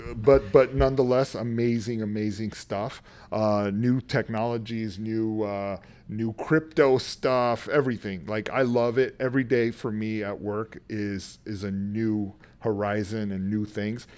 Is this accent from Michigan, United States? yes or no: no; San Antonio, Texas, United States; moved away as an adult; I grew up in San Antonio, Texas, on the west side, a poor kid